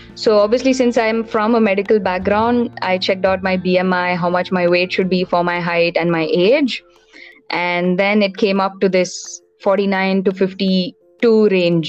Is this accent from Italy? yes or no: no; Bangalore, Karnataka, India; also born or lived in Tiruchirappalli, Tamil Nadu; I was born in Tamil Nadu, a small place called Tirchi, but I was brought up in Bangalore, so I consider myself a hardcore Bangalorean.